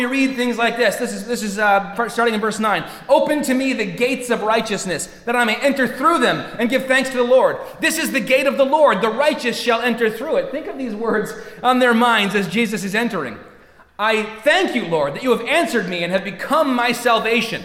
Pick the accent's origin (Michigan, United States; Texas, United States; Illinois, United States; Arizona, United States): Michigan, United States; we're from Michigan